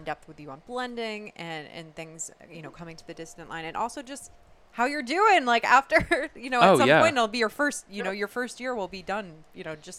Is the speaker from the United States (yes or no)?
yes; New England, United States; we're from New England